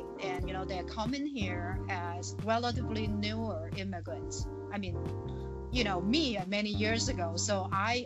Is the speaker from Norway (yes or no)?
no; China; accent: Chinese; English is a second language; moved away as an adult; now in Plymouth, United States; I have Chinese accent